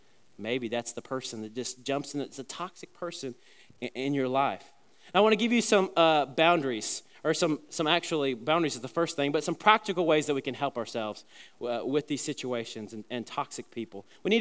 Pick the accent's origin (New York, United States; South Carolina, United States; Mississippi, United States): South Carolina, United States; the church that I was growing up in South Carolina